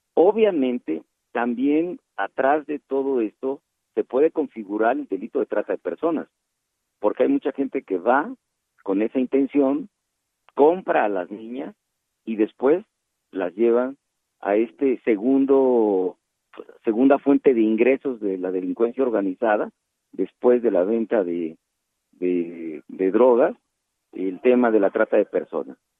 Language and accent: Spanish; Guerrero, Mexico; soy guerrerense